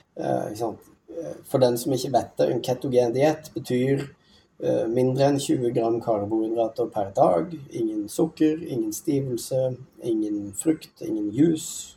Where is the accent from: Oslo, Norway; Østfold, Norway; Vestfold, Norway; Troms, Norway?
Troms, Norway; Tromsø; jeg vokste opp i Tromsø